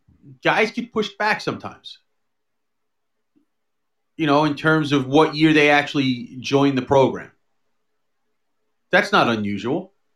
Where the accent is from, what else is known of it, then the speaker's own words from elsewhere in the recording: Dallas, Texas, United States; I'm from Dallas, or the Dallas area.